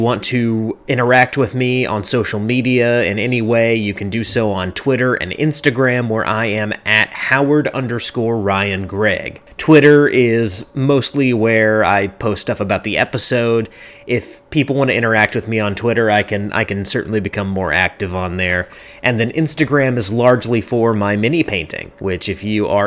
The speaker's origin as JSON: {"language": "English", "region": "the South", "country": "United States", "said": "another Southerner"}